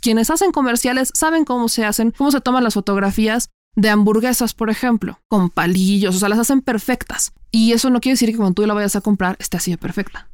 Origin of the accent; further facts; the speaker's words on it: Puebla, Mexico; moved away as an adult; now in Mexico City, Mexico; mexicana, nacida en Puebla, toda mi vida y llevo eh, casi dos años haciendo travesuras en la Ciudad de México